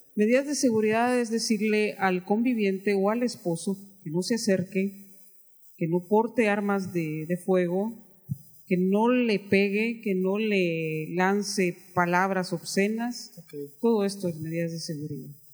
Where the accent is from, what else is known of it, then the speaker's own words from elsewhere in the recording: Guatemala; entré a trabajar a, tribunales de justicia en mi país